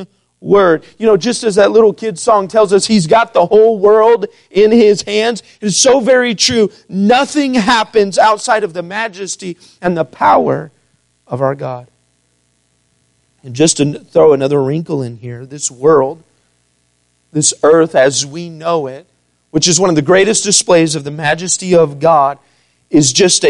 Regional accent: Missouri, United States; also born or lived in St. Louis, Missouri; growing up in Missouri all my life

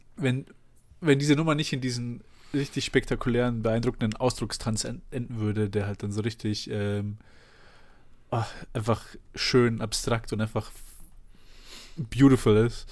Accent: Germany; ich bin halt in Deutschland aufgewachsen mit Leuten, die einfach normal Deutsch reden

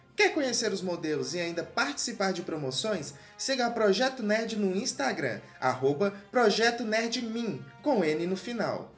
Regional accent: interior of Goiás, Brazil; sou aqui do interior de Goiás

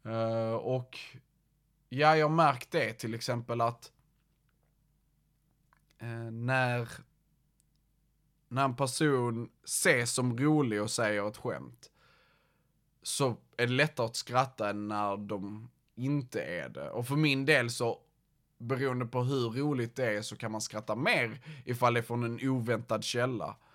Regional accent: Malmö, Skåne, Sweden; Uh, jag kommer från Malmö. Jag vet ju, eh, min dialekt maskerar det väl, men ja, jag kommer från Malmö.

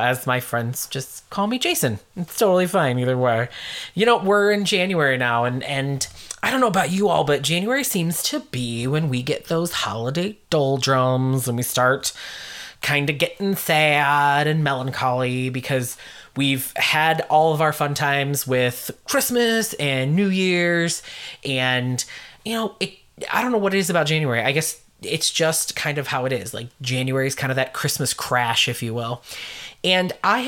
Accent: United States; accent: American; my American accent

